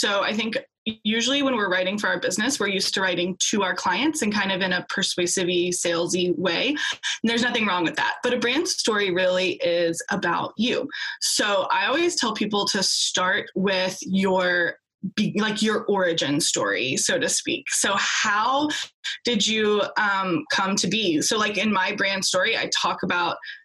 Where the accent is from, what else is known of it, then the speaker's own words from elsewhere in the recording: United States; also born or lived in Australia; We're both American